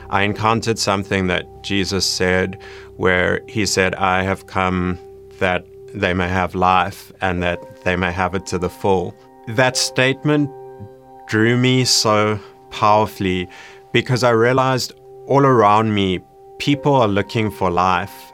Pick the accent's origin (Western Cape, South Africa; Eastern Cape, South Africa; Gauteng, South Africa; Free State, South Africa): Gauteng, South Africa; Johannesburg; I grew up in Johannesburg, South Africa